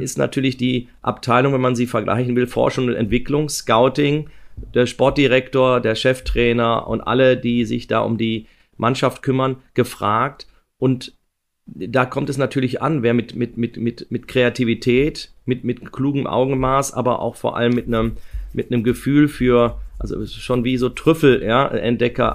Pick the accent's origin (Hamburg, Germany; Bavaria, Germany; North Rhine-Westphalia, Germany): North Rhine-Westphalia, Germany; Ruhr area; ich bin aus dem Ruhrgebiet